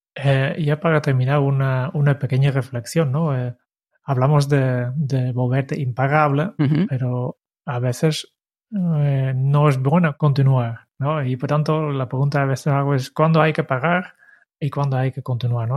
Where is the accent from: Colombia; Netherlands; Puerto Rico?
Netherlands; now in Spain; como holandés